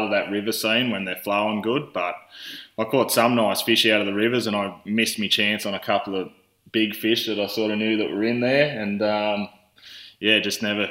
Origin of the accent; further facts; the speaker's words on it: Tamworth, New South Wales, Australia; also born or lived in Grafton, New South Wales / Nundle, New South Wales; born in Grafton, New South Wales, shifted over into the Tamworth area here, just outside of Tamworth at a young age